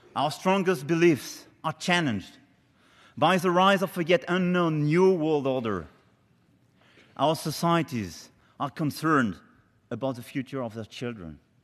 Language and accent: English; Amiens, Hauts-de-France, France; Not far from Amiens, my hometown